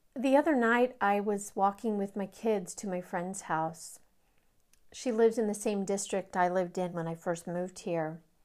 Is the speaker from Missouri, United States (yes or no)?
yes; Kansas City, Missouri, United States; now in Austin, United States; I'm from Kansas City, Missouri, and I long for things back in Kansas City